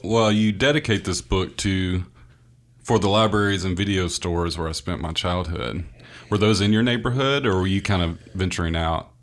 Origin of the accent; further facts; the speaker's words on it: the American South, United States; being a Southerner